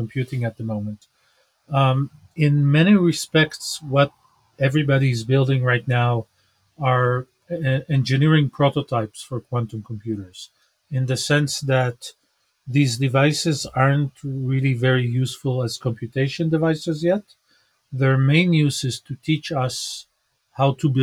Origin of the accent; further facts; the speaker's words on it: Israel; I was born in Israel, grew up here.